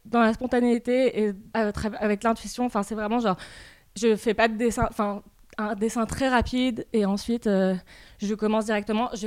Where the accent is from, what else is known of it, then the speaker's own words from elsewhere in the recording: Rabat, Rabat-Salé-Kénitra, Morocco; ma grand-mère était peintre en fait au Maroc et j'ai passé euh, beaucoup de mon enfance chez elle, à Rabat.